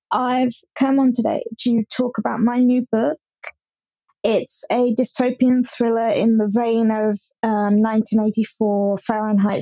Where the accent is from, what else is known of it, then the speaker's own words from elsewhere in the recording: Hampshire, South East England, United Kingdom; I'm from Hampshire in England